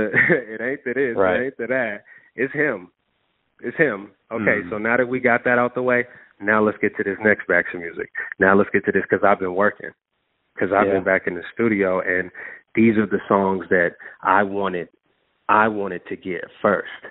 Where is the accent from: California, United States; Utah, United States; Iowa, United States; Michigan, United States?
California, United States; Oakland; I'm from the town. Like, I'm from Oakland.